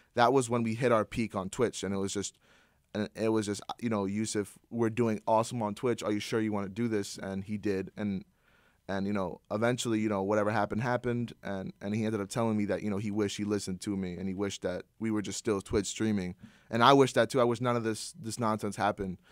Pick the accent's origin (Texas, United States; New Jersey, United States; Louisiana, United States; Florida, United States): New Jersey, United States; Princeton; I'm from Princeton, New Jersey.